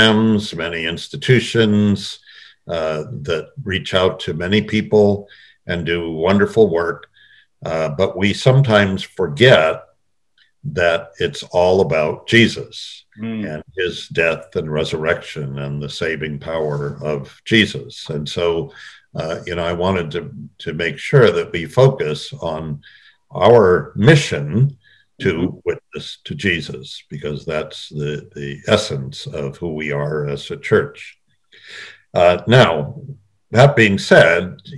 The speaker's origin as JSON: {"language": "English", "region": "Bay Area of California", "country": "United States", "tie": "born or raised there", "also_born_or_lived": "Oakland, California", "moved": "as an adult", "lives_now": "Honolulu, United States", "said": "I was born in Honolulu, 1949, and my family has been in Hawaii for 150 years. But when I was a year old, my parents moved to California. So I grew up in the Bay Area of California"}